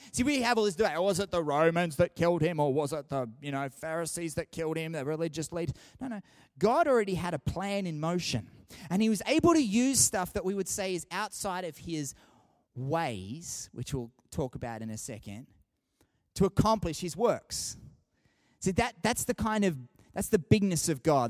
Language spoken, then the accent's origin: English; Sydney, New South Wales, Australia; now in Canberra, Australia; I grew up in Sydney